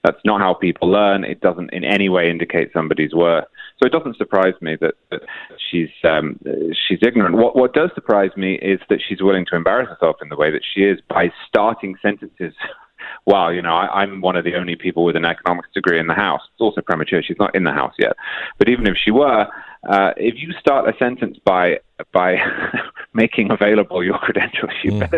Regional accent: United Kingdom; now in United States; I'm not originally from the United States. I'm from Britain, which has its own issues with class

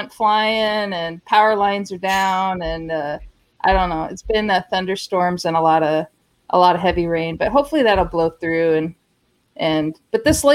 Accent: Pacific Northwest, United States; I grew up in the Pacific Northwest, and we did salmon fishing and stuff

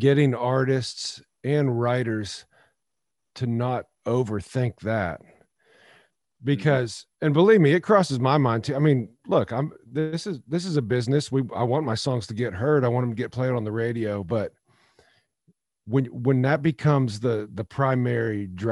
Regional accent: near the Ohio border near Lake Erie, Pennsylvania, United States; moved away as an adult; now in Nashville, United States; I grew up on Laird Road

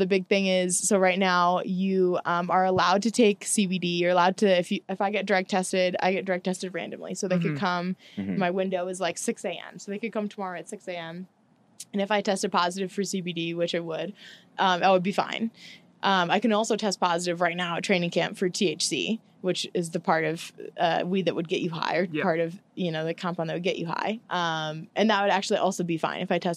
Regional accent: St. Louis, Missouri, United States; moved away as an adult; also born or lived in Tallahassee, Florida; now in Portland, United States; I've only lived in St. Louis, where I grew up, Tallahassee, where I went to school, and Portland, where I live now

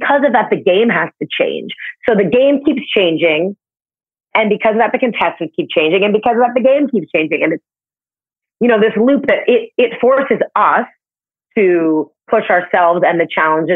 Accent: Canada; now in New York, United States; I'm from Canada

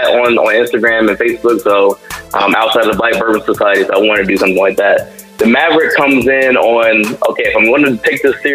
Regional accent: Ohio, United States; moved away as an adult; also born or lived in California / Texas; now in Florida, United States; originally from Ohio.

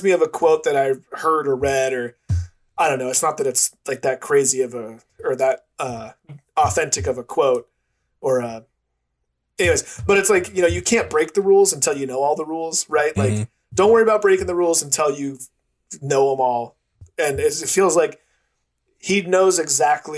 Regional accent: United States; as an American, it's different living in America

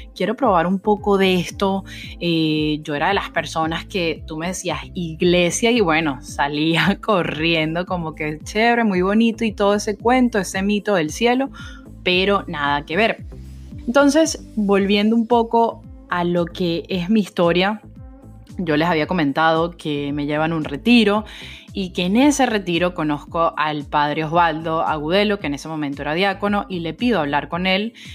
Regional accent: Venezuela; como buena venezolana

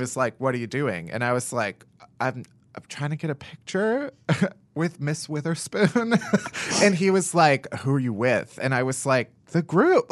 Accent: Chicago, Illinois, United States; moved away as an adult; now in New York, United States; I'm from Chicago, the suburbs of Chicago.

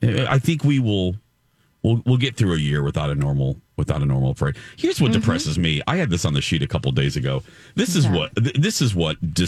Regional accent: Chicago, Illinois, United States; moved away; I'm from the Chicago area

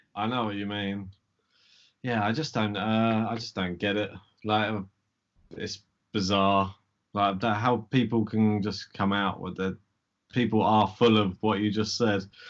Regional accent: United Kingdom; we're British

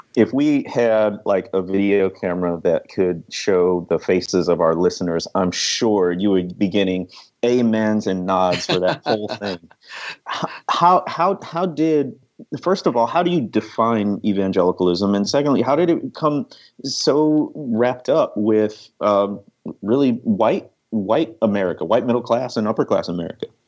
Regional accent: Waukegan, Illinois, United States; moved away; I'm from the Chicago area, Waukegan, Illinois

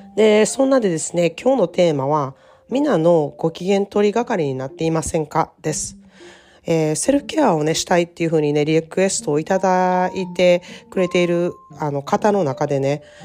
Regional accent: Japan; moved away as an adult; now in California, United States; かつては私も日本人として、あの、アメリカっていう外国で暮らしている人だったんですけれどもね、アメリカに30年も住んでいるとですね

